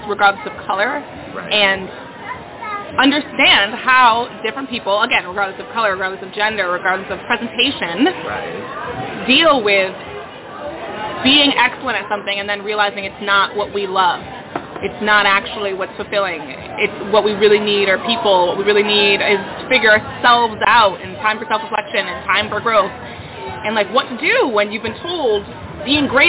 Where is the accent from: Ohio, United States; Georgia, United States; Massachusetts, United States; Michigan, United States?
Massachusetts, United States; now in Brooklyn, United States; I'm originally from Massachusetts